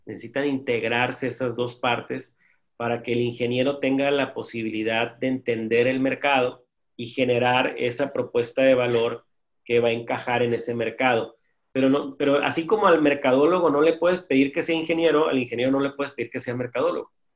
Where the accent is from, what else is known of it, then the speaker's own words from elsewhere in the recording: Mexicali, Baja California, Mexico; aquí soy de Mexicali y hay comida china muy buena